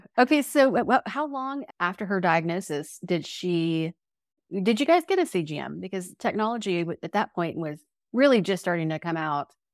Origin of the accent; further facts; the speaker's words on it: Oklahoma, United States; We, as Oklahomans